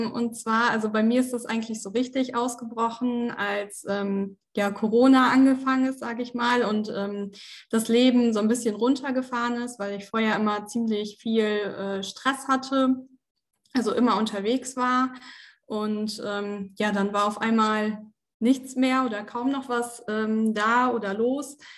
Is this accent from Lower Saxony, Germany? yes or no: yes; Osnabrück, Lower Saxony, Germany; bin äh, jetzt 26 Jahre alt, komme aus Osnabrück ursprünglich